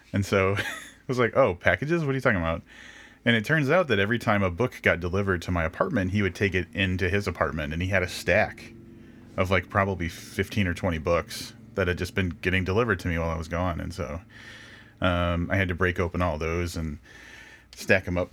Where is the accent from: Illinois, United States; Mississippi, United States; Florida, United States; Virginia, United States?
Illinois, United States; Illinois, my home state